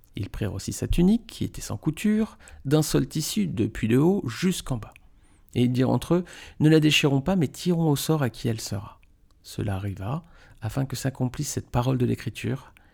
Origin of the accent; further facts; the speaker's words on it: France; on est des Français, nous